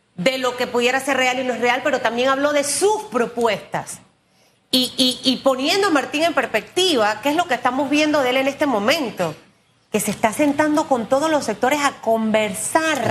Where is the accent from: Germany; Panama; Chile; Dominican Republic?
Panama; como panameños